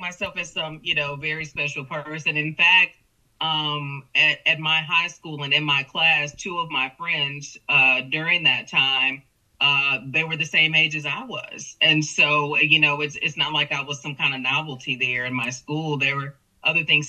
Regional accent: Houston, Texas, United States; now in Corpus Christi, United States; this Texas girl, born and raised in Houston with roots in Louisiana

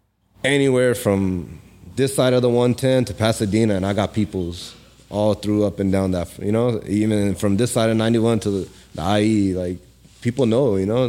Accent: Pakistan; now in United States; even though I'm from Pakistan, but like even Pakistani people don't even know half the time that I'm from Pakistan, because I'm so like in tune with the Cali lifestyle, the LA people.

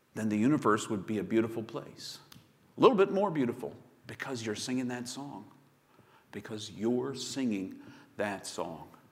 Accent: Chesapeake, Virginia, United States; I grew up in Chesapeake, Virginia

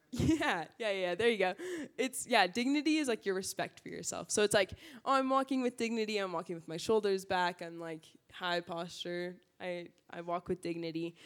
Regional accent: Burbank, California, United States; I grew up in SoCal, uh, Burbank Valley area

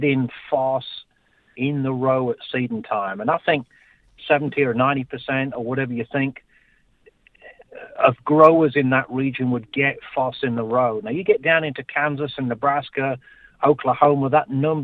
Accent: England, United Kingdom; moved away; I'm originally from England

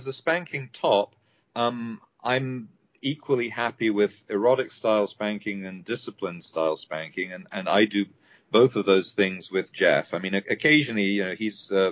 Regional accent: United Kingdom; I'm British

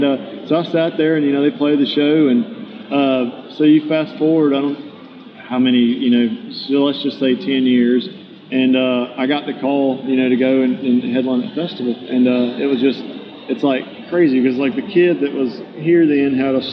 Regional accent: about 30 miles east of Biloxi, Mississippi Gulf Coast, United States; It's about 30 miles west of my hometown, down on the coast in Biloxi, Mississippi.

